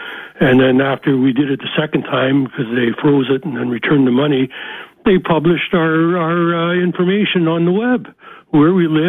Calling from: Ontario, Canada

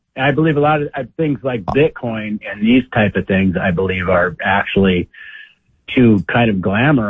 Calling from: Idaho, United States; from Idaho.

